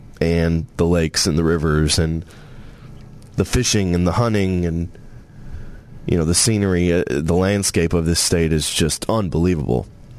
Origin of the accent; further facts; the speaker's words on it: Tennessee, United States; born there; And I was born in Tennessee. Love Tennessee. Beautiful state, Smoky Mountains, great people, no state income tax.